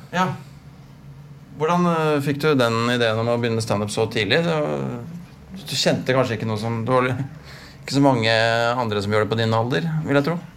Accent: Stabekk, Akershus, Norway; når vi vokste opp på Stabik

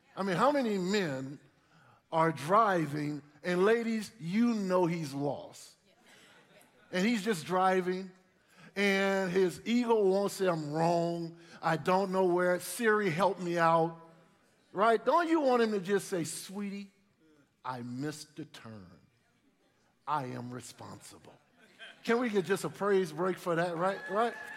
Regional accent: New Orleans, Louisiana, United States; growing up in New Orleans, two older brothers, my parents sent us to church.

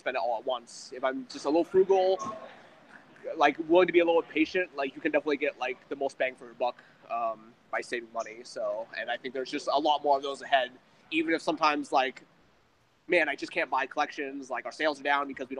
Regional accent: Portland, Oregon, United States; moved away; my hometown in Portland

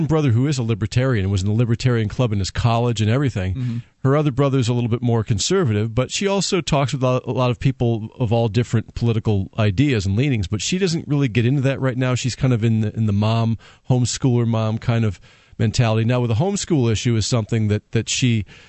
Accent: Connecticut, United States; moved away as an adult; also born or lived in Florida; now in New Hampshire, United States; I'm from Connecticut, and mm-hmm. we had lived in Connecticut for a while.

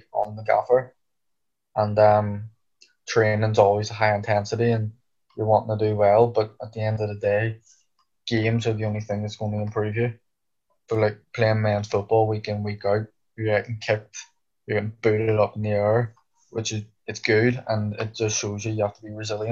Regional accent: Ireland; moved away; we're both Irish

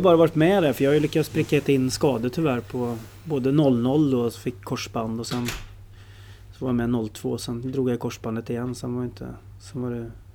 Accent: Stockholm, Stockholm County, Sweden; när jag föddes i Stockholm

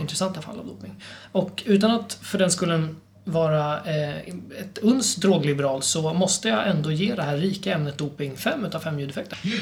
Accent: Sweden; som svensk

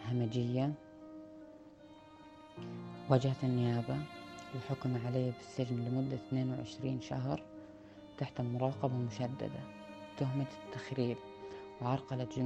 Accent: Palestine; انولدت وترعرعت في فلسطين نشأت على حب الأرض كأي واحد فلسطيني وطنه محتل

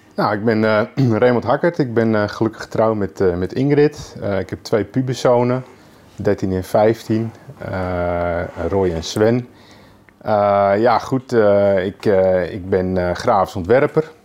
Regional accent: Lelystad, Flevoland, Netherlands; also born or lived in Amsterdam; ik ben geboren in Amsterdam. Ja. Eh, op mijn vierde ben, zijn we naar Lelystad verhuisd

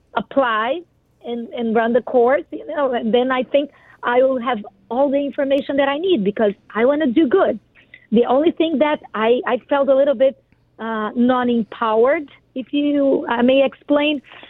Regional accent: Brazil; English is a second language; now in United States; Yes, sure. So I am Brazilian.

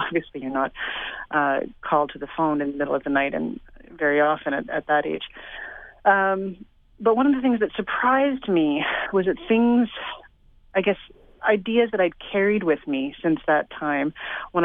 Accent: Toronto, Ontario, Canada; I grew up in Toronto exactly through those years

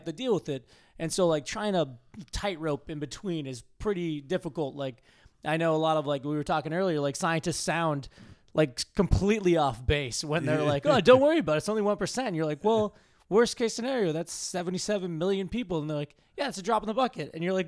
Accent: Massachusetts, United States; Yeah. I grew up just outside of Boston.

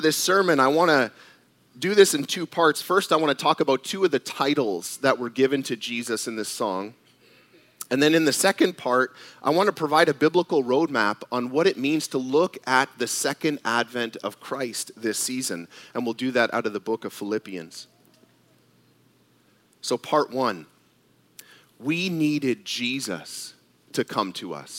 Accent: Canada; I was born in Canada, and at the time, my dad was a Canadian citizen.

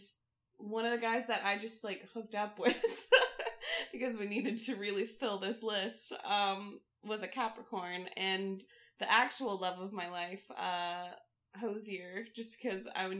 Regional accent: Clarksburg, West Virginia, United States; I was born in Clarksburg, West Virginia

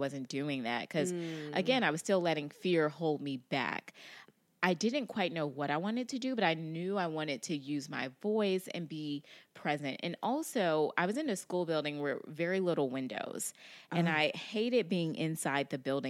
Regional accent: Indianapolis, Indiana, United States; also born or lived in Gary; I'm from Indianapolis originally, from Gary, Indiana, and then I grew up in Indianapolis.

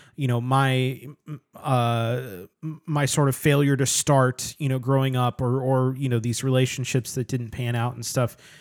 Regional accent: United States; I'm an American

